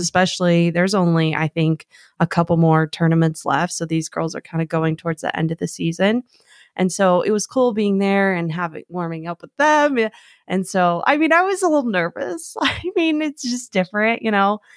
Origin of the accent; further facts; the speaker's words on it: Arizona, United States; I was born and raised in Arizona